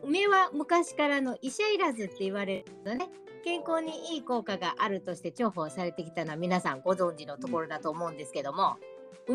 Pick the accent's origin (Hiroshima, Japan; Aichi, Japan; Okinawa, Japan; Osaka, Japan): Osaka, Japan; moved away; also born or lived in Tohoku; 私大阪出身です